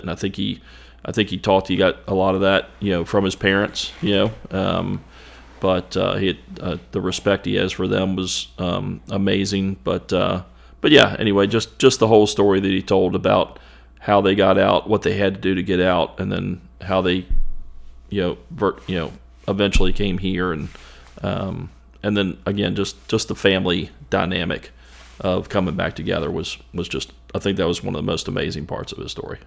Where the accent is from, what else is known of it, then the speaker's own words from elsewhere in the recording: Ashland, United States; growing up in Ashland